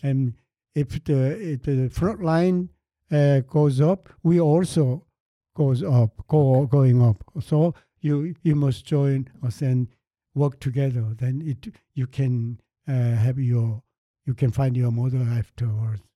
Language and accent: English; Seoul, South Korea; English is a second language; moved away; also born or lived in Andong; I from Seoul